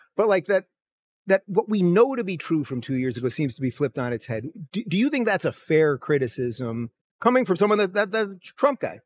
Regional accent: New York City, New York, United States; I am from Brooklyn

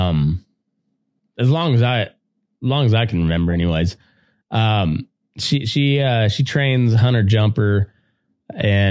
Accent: Southeast Colorado, United States; also born or lived in Southwest Kansas; now in Nevada, United States; I grew up in Great Plains, Dust Bowl area of Colorado

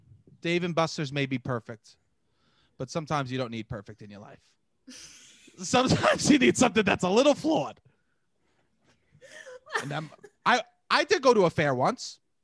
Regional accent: New York City, New York, United States

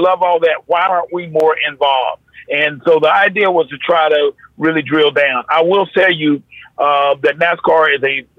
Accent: North Carolina, United States; I grew up around the sport. I'm from North Carolina.

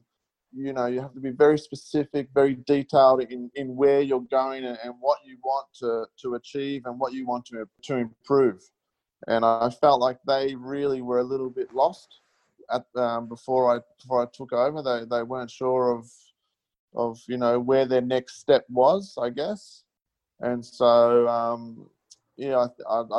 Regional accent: Logan City, Queensland, Australia; also born or lived in Melbourne, Victoria; I grew up in Logan City, and I'm very proud

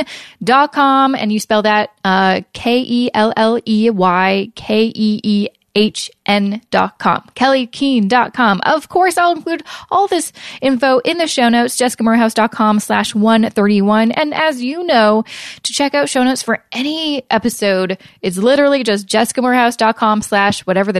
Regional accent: Canada; being a Canadian, you're like, oh, wait, we don't have 401ks

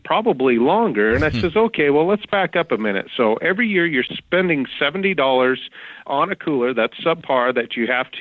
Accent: Walla Walla, Washington, United States; moved away as an adult; now in Idaho, United States; I grew up in Walla Walla, Washington, and my dad was a crab fisherman.

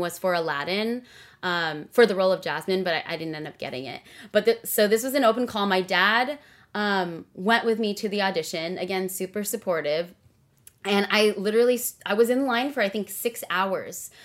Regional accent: Rowland Heights, California, United States; also born or lived in Carson, California; I was born and raised in SoCal, Southern California. I've been here my whole life. I was actually born in Carson, California

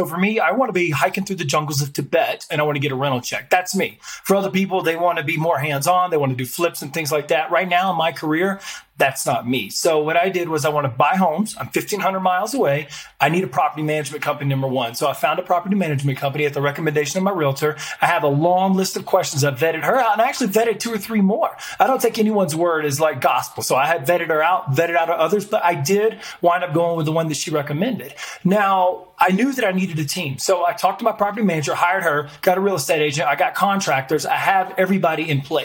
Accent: Montgomery, Alabama, United States; moved away as an adult; also born or lived in Wetumpka, Alabama; now in Colorado, United States; I'm actually originally born and raised in Montgomery, Alabama

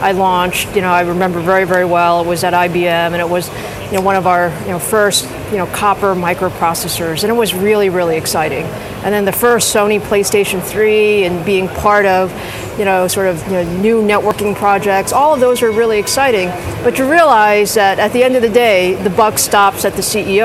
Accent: New York City, New York, United States; I grew up in Queens.

